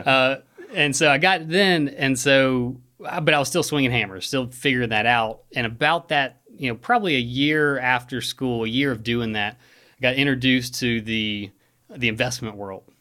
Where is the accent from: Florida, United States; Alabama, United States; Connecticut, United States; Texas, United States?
Alabama, United States; Hoover; also born or lived in Bluff Park, Alabama; I grew up in Hoover, uh, Rachel and I live in Bluff Park now